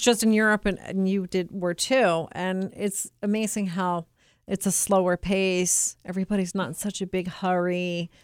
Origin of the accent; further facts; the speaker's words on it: United States; as an American